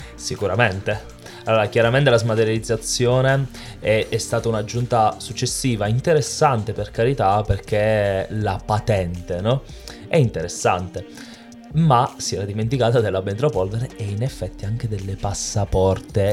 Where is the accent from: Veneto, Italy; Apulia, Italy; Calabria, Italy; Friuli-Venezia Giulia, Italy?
Apulia, Italy; In Italia, eh, io sono pugliese, abbiamo una cultura culinaria del pesce straordinaria